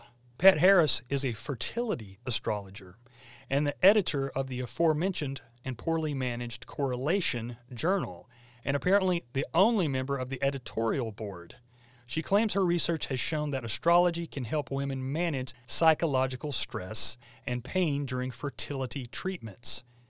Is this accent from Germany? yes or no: no; India; I grew up in India, where many people lived by the local flavor of astrology.